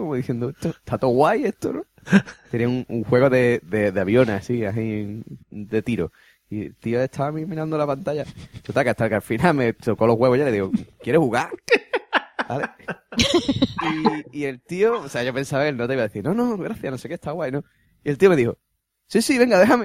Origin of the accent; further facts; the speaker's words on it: Spain; soy español